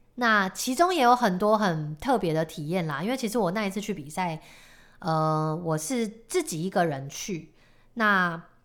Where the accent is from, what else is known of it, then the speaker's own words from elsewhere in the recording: Taiwan; 我们身为台湾人